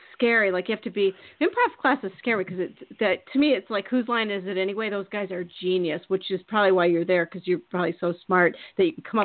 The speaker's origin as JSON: {"language": "English", "region": "Iowa", "country": "United States", "also_born_or_lived": "Minneapolis, Minnesota", "moved": "yes", "said": "I'm from Iowa. And my big thing was like moving to Minneapolis."}